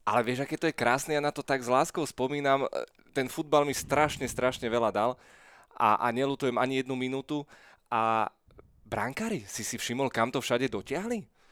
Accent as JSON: {"language": "Slovak", "town": "Bratislava", "region": "Bratislava Region", "country": "Slovakia", "tie": "born or raised there", "said": "ja som bol úplne také tradičné petržalské dieťa"}